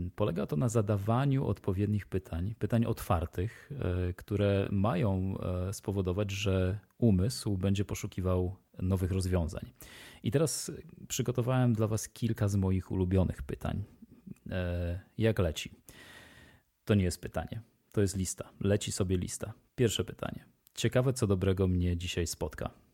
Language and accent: Polish; Poland; moi przodkowie e, i ja pochodzimy z rejonu e, geograficznego, który nie wymaga dostarczania soli e, przez dwie trzecie świata